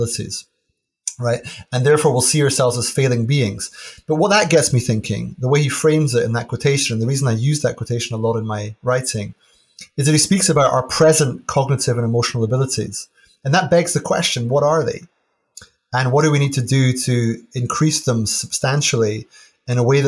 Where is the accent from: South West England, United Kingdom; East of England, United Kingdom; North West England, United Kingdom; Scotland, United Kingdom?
Scotland, United Kingdom; Aberdeen; I grew up in Aberdeen